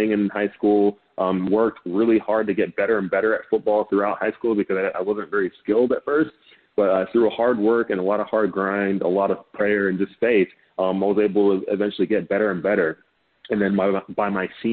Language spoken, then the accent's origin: English; Dallas, Texas, United States; Growing up in Dallas